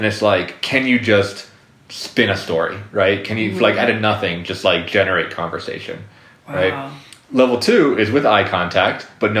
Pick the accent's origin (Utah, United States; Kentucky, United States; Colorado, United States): Colorado, United States; I'm from Colorado